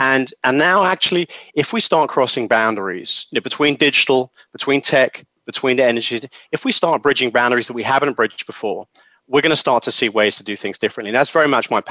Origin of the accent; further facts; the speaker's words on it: London, United Kingdom; I'm from London